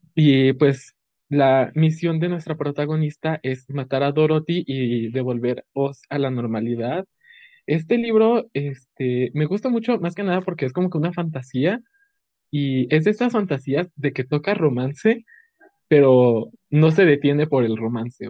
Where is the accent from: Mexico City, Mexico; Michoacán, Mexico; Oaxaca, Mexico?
Mexico City, Mexico; de la Ciudad de México